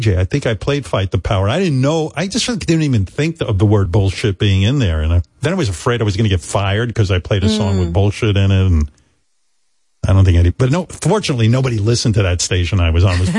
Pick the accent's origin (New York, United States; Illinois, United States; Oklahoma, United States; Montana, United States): New York, United States; Roosevelt; I grew up in Roosevelt